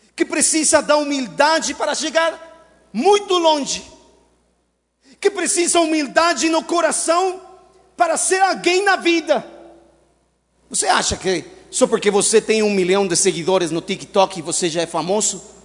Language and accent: Portuguese; Mexico; Portuguese is a second language; now in Brazil; eu sou mexicano